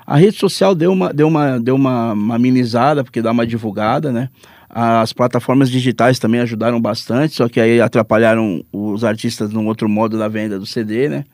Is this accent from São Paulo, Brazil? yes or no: yes; São Vicente, São Paulo, Brazil; eu sou de São Vicente